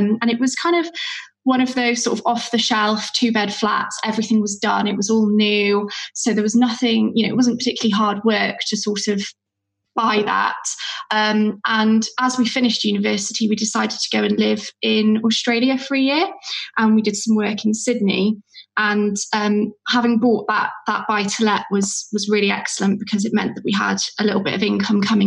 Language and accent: English; West Wales, United Kingdom; also born or lived in Cardiff; I grew up in West Wales, also on a seaside town